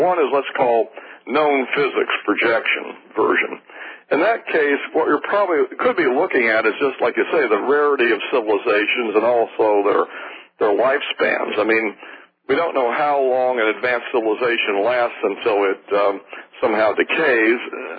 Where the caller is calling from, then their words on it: Fort Worth, Texas, United States; Fort Worth.